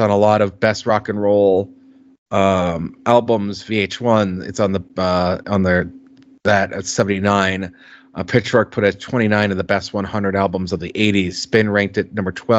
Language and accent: English; Minnesota, United States; moved away; when you leave Minnesota